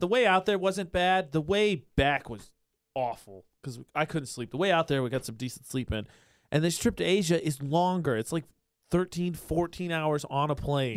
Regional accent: Midwest, United States; now in Utah, United States; I'm from the Midwest. I'm pretty sure there's not really an accent that exists there

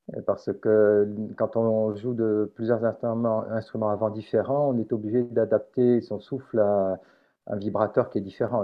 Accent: Montpellier, Occitania, France; also born or lived in Carpentras, France / Marseille, France; je suis né à Carpentras, dans le département de Vaucluse, j'ai vécu toute ma vie à Montpellier

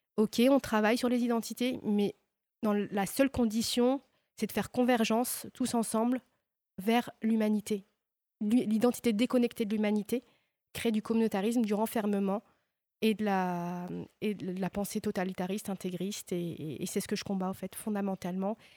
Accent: Oran, Oran Province, Algeria; moved away as an adult; also born or lived in Dijon, France; dans ma région, à Oran, puisque j'ai grandi à Oran

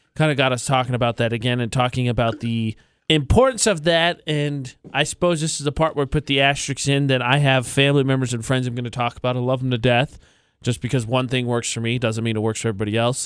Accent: Lafayette, Indiana, United States; moved away as an adult; also born or lived in Las Cruces, New Mexico; now in Utah, United States; My hometown is Lafayette, Indiana

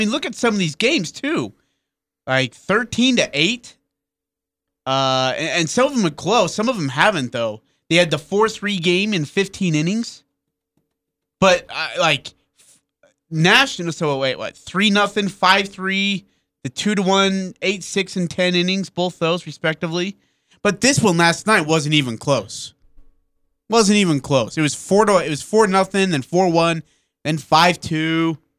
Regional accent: United Kingdom; Yeah, we're British.

